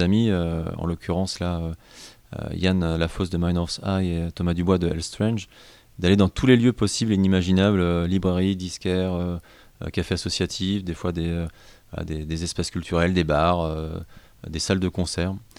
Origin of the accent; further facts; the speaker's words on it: Rouen, Normandy, France; je suis originaire de Rouen